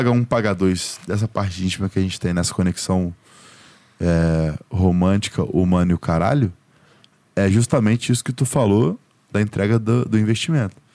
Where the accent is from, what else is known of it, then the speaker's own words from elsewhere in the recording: Goiás, Brazil; Pô, eu vim do interior de Goiás